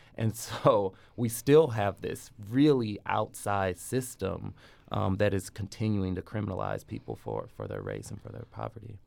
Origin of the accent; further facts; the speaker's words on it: St. Louis, Missouri, United States; moved away as an adult; my hometown